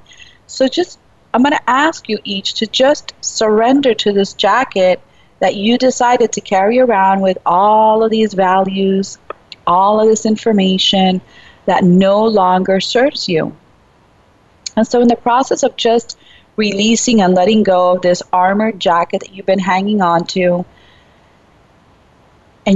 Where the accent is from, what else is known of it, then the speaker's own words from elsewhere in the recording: New York City, New York, United States; I was born in Brooklyn, but, you know, still my upbringing was very Cuban and Spanish-speaking all the way